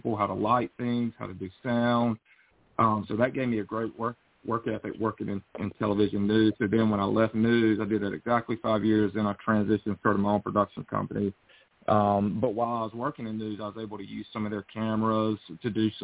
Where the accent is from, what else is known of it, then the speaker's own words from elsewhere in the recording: North Carolina, United States; also born or lived in Los Angeles, California; I'm from North Carolina. You can probably tell from the accent